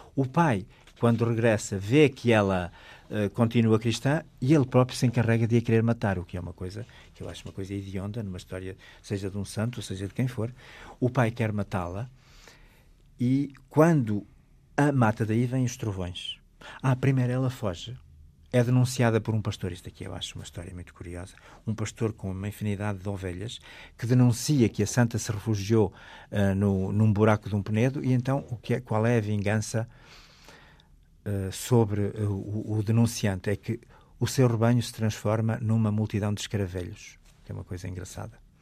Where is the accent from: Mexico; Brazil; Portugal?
Portugal; Alto Douro, Norte; Na minha aldeia natal, que é no Alto Douro